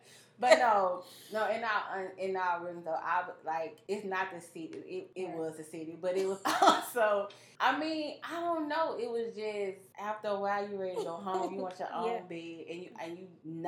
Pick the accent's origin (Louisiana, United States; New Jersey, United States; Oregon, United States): Louisiana, United States; Monroe; I grew up, at the time, it was a predominantly white high school. And I'm from Monroe